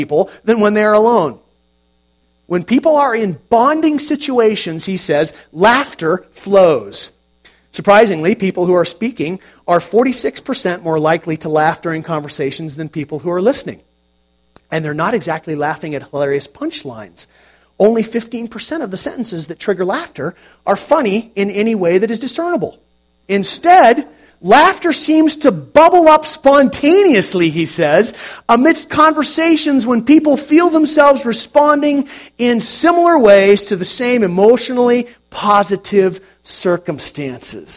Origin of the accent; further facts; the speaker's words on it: United States; we are American Christians